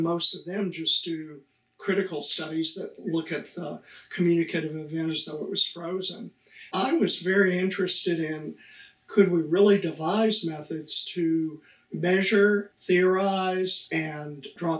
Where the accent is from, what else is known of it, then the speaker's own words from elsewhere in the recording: Amarillo, Texas, United States; moved away as an adult; also born or lived in Michigan / Wisconsin / Illinois; I was born in Amarillo, Texas, very flat, lots of cowboys. I grew up fishing and hunting.